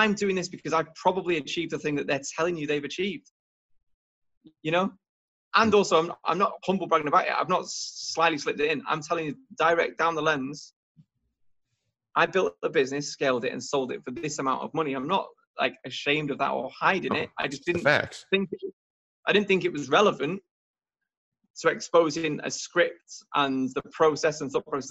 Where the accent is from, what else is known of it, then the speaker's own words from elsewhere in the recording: United Kingdom; also born or lived in Warrington; we're British